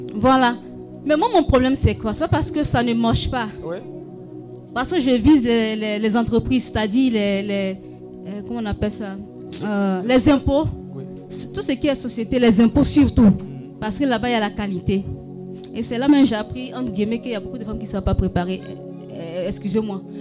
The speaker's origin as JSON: {"language": "French", "town": "Korhogo", "region": "Savanes", "country": "Côte d’Ivoire", "said": "chez nous, à Corogo"}